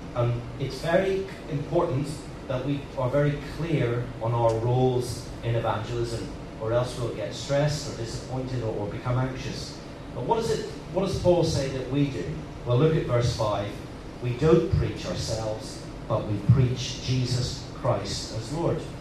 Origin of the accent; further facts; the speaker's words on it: Northern Ireland, United Kingdom; moved away as an adult; also born or lived in Liverpool; now in Hong Kong; I'm, I'm from Northern Ireland